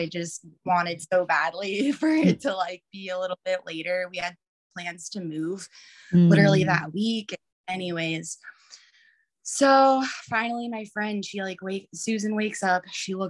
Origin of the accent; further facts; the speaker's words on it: Texas, United States; moved away as an adult; also born or lived in Maui, Hawaii; now in Oregon, United States; I grew up in Texas, like hospital birth is what I knew